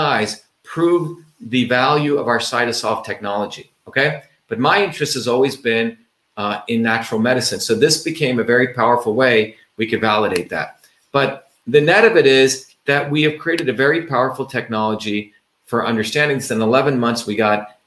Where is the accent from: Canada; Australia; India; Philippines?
India; moved away; growing up in the Indian village